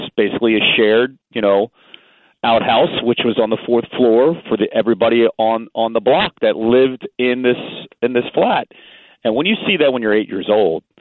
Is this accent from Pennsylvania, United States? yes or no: yes; Phoenixville, Pennsylvania, United States; also born or lived in West Philadelphia, Pennsylvania; I was born there, and then about 9 months later, I was raised in the suburbs of Phoenixville